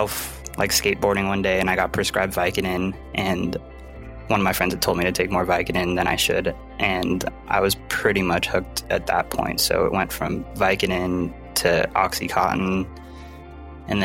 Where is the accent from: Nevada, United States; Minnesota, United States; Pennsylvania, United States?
Nevada, United States; Carson City; also born or lived in Long Beach, California; I was actually born in Long Beach, California, but we moved to Carson City, Nevada when I was really little.